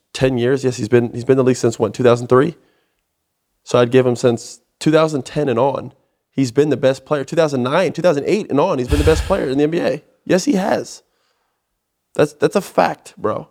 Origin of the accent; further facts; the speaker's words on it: Orlando, Florida, United States; now in Houston, United States; it's similar to Florida, where I'm from. I'm from Orlando, Florida